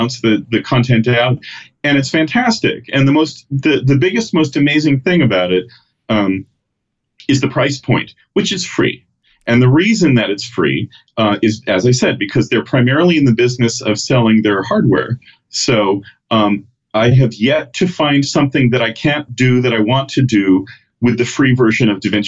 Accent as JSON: {"language": "English", "area": "the Bay Area", "region": "California", "country": "United States", "tie": "born or raised there", "said": "I grew up in the Bay Area"}